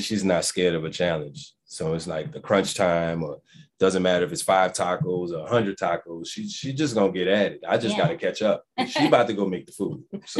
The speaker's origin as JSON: {"language": "English", "town": "New Orleans", "region": "Louisiana", "country": "United States", "said": "I'm from New Orleans"}